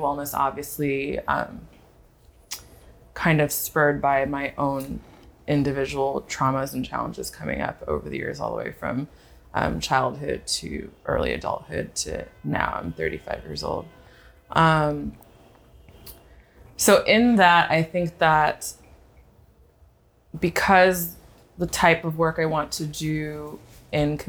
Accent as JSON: {"language": "English", "area": "the Bay Area", "region": "California", "country": "United States", "moved": "yes", "lives_now": "Brooklyn, United States", "said": "If I had to claim a place as home, I'd claim the Bay and the Bay Area, California."}